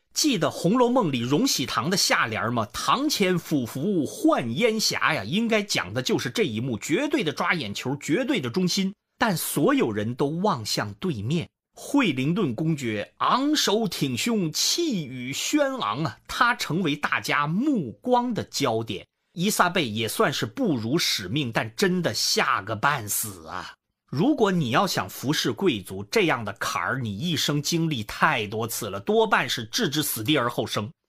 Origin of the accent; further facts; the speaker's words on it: China; 我们中国人